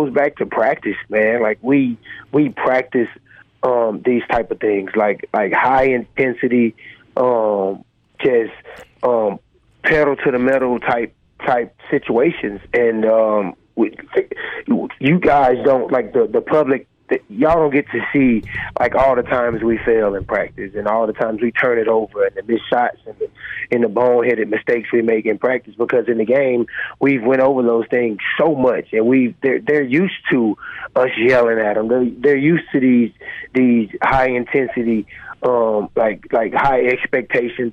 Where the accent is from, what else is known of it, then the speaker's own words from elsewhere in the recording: Mobile, Alabama, United States; moved away as an adult; also born or lived in Indiana / Mississippi; now in Hattiesburg, United States; I'm from Mobile